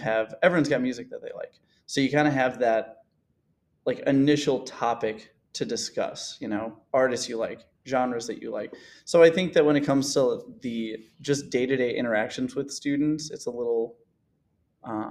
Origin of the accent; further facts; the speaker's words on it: Frankfort, Illinois, United States; I'm from the Summit Hill district, born and raised in Frankfort.